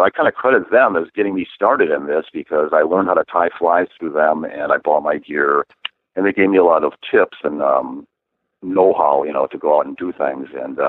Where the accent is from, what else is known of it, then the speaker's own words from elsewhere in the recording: Wisconsin, United States; moved away as an adult; now in Oregon, United States; I grew up in Wisconsin and I've fished my whole life since I was a child